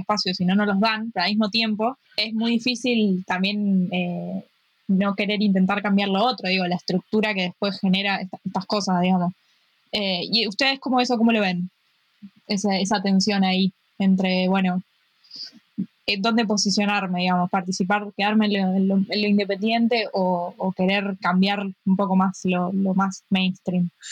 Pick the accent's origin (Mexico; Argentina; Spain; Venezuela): Argentina; Rosario, Santa Fe; yo soy de Rosario